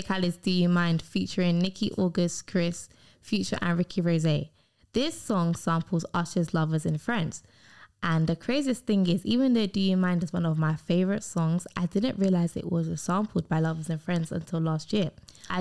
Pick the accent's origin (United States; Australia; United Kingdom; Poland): United Kingdom; I'm British